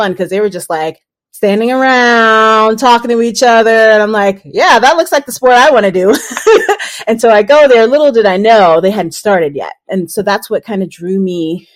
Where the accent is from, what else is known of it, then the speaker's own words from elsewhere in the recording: New York City, New York, United States; I grew up in Brooklyn, New York, Nueva York